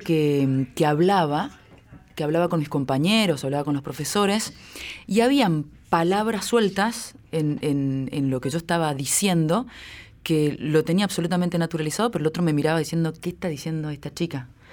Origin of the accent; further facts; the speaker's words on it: Esquina, Corrientes, Argentina; moved away as an adult; also born or lived in Buenos Aires; yo nací en Corrientes, en, la ciudad de Esquina